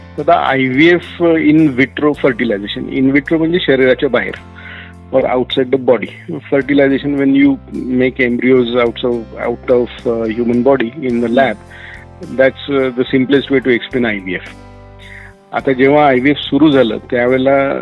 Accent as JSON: {"language": "Marathi", "town": "Nashik", "region": "Maharashtra", "country": "India", "tie": "born or raised there", "also_born_or_lived": "United Kingdom", "said": "मी basically मूळचा नाशिकचा आहे बॉर्न ब्रॉटअप इन नाशिक"}